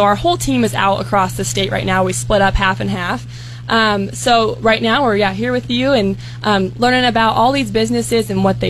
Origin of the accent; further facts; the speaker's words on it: Spencer, Nebraska, United States; from the West Boyd FFA chapter, Spencer, Nebraska, up north there.